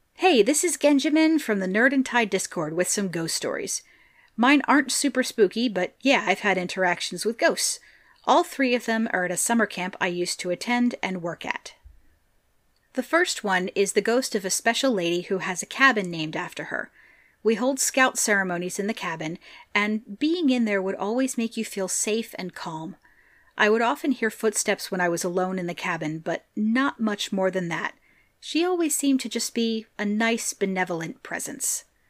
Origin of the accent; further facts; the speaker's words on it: Pennsylvania, United States; I love hearing from my home state.